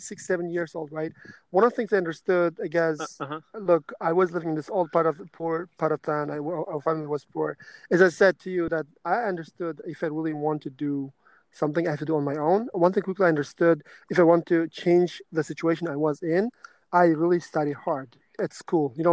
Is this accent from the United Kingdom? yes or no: no; Karshi, Qashqadaryo Region, Uzbekistan; moved away as an adult; also born or lived in Denmark; I was born in Uzbekistan